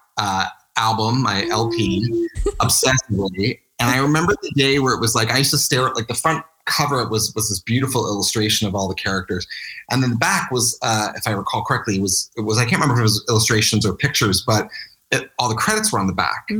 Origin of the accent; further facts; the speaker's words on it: Maple Shade, New Jersey, United States; I grew up in Maple Shade, New Jersey.